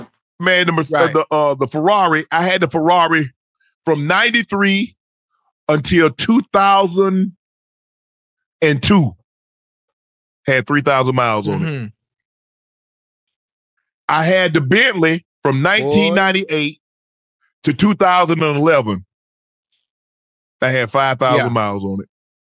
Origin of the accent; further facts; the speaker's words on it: Long Island, New York, United States; Well, I was from Strong Island.